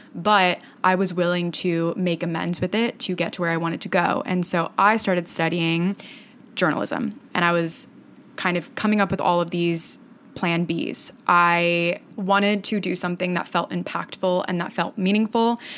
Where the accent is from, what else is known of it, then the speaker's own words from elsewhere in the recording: Fort Myers, Florida, United States; moved away as an adult; now in New York, United States; I grew up in Fort Myers, Florida, which is a small-ish town about two hours south of Tampa on the southwest coast